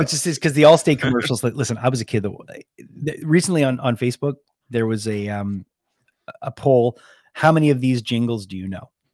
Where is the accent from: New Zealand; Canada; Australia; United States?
Canada; I'm from Canada